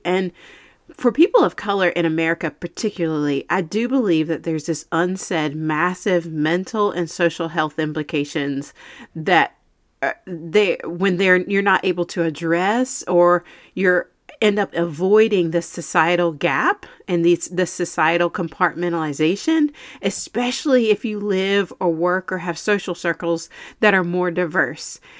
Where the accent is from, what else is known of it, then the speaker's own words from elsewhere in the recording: Eastern North Carolina, United States; growing up in Eastern North Carolina